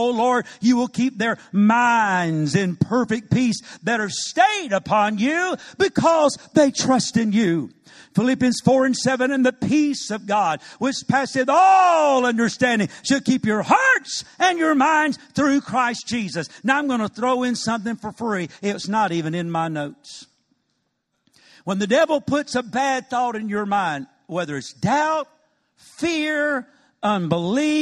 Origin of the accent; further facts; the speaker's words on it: Macon, Georgia, United States; moved away as an adult; also born or lived in Cordele, Georgia / Atlanta, Georgia; now in Dallas, United States; I was raised in nearby Macon and used to live in Atlanta